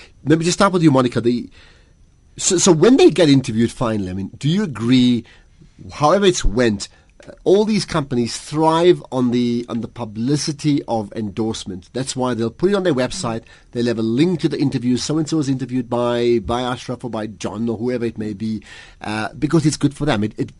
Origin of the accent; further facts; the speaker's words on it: South Africa; It's my commitment as a South African to make myself available, you know, with pleasure.